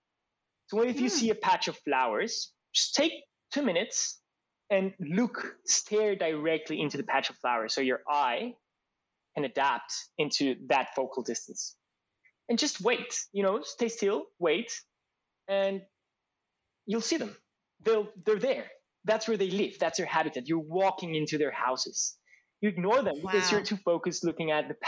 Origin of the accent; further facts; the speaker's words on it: Colombia; moved away as an adult; now in Australia; last time I went back to Colombia, I felt that a lot of things felt more to me like home in Australia than in Colombia